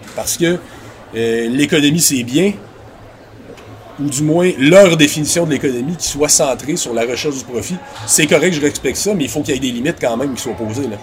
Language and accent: French; Quebec City, Quebec, Canada; J'étais à Québec à l'époque, je viens de Québec